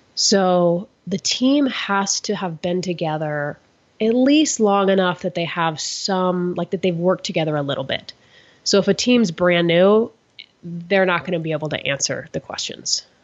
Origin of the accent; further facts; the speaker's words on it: Florida, United States; I grew up in Florida